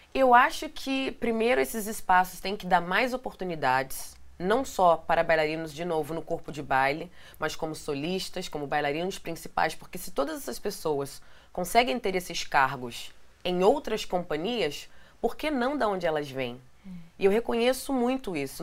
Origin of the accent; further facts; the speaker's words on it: Rio de Janeiro, Brazil; moved away as an adult; now in New York, United States; lá de Benfica, que é da onde eu nasci, no Rio